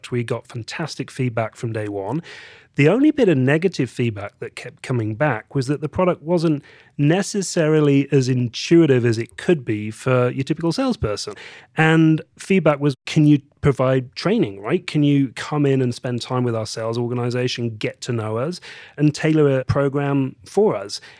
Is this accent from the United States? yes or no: no; England, United Kingdom; So, let's start with the fact that I am English. I was born in the uh, beautiful countryside in the north of England.